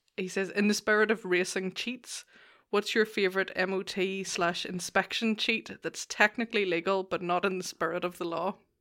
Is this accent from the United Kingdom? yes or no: yes; Lisburn, Northern Ireland, United Kingdom; also born or lived in England; Originally Lisburn.